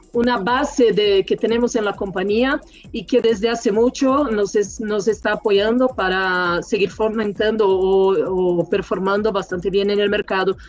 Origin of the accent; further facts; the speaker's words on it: Brazil; now in Mexico; soy brasileña